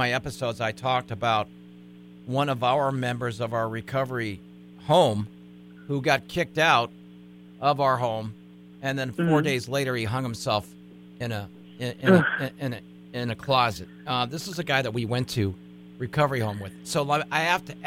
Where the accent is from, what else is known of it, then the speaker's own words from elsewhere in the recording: San Diego, California, United States; moved away as an adult; now in Bismarck, United States; I'm from San Diego